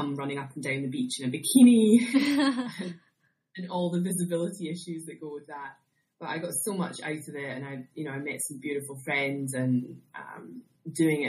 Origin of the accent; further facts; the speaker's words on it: Scotland, United Kingdom; moved away as an adult; also born or lived in Bermuda / Australia; I'm originally from Scotland, if you can't tell from my accent